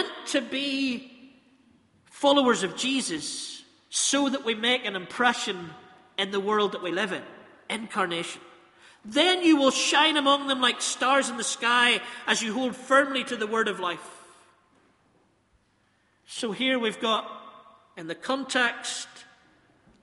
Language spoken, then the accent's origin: English; Northern Ireland, United Kingdom; We're from Northern Ireland